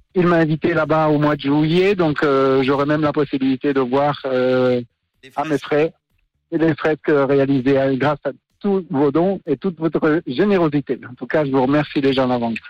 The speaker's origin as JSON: {"language": "French", "town": "Lausanne", "region": "Vaud", "country": "Switzerland", "said": "Je suis de Lausanne"}